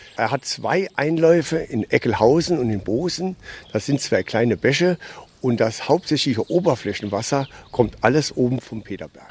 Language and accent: German; Saarland, Germany; Ich bin ein richtiger waschechter Saarländer